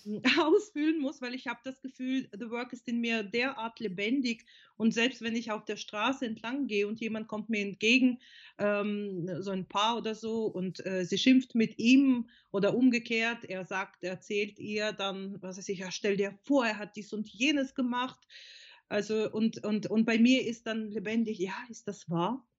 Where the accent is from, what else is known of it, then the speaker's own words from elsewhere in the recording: Odesa, Odesa Oblast, Ukraine; German is a second language; moved away as an adult; now in Germany; also ich komme ursprünglich aus der Ukraine, bin vor ähm, fast 30 Jahren nach Deutschland gekommen